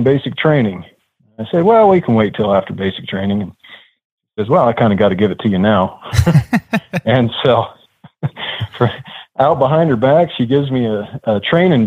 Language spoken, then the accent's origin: English; Gunnison, Colorado, United States; now in Colorado Springs, United States; I was born and raised up in the mountain town of Gunnison, Colorado